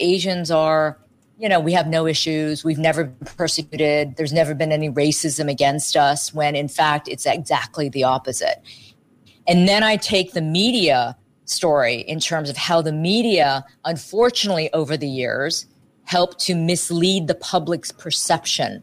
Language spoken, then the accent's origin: English; Dayton, Ohio, United States; moved away; I grew up in Ohio